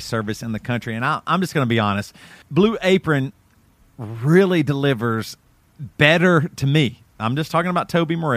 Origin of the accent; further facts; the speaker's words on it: Greer, South Carolina, United States; also born or lived in Florence, South Carolina; I grew up in Greer, South Carolina